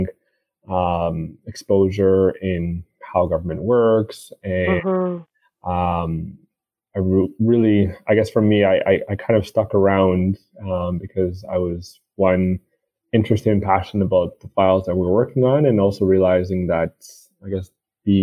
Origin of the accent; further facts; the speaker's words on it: Toronto, Ontario, Canada; also born or lived in Montreal; I was born in Toronto. My parents, they came to Canada in the late 80s or mid 80s and grew up here in Toronto.